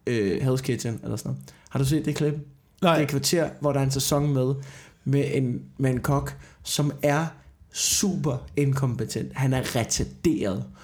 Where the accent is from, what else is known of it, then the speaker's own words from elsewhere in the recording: Slagelse, Zealand, Denmark; det er ikke kun i Jylland, det er det samme i øh, Slagelsesområdet, hvor jeg kommer fra.